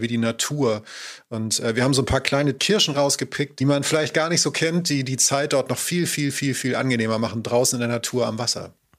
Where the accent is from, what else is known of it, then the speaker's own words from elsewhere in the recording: Schleswig-Holstein, Germany; ich komme aus Schleswig-Holstein